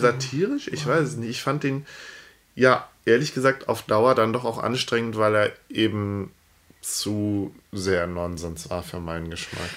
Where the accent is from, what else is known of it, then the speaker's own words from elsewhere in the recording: Cologne, North Rhine-Westphalia, Germany; als äh, Kölner